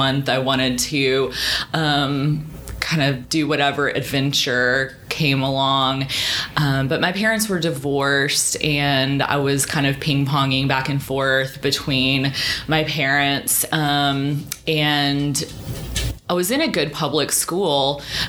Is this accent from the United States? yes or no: yes; Hot Springs, Arkansas, United States; also born or lived in Massachusetts; now in Little Rock, United States; I grew up in Hot Springs, and I have lived in Little Rock now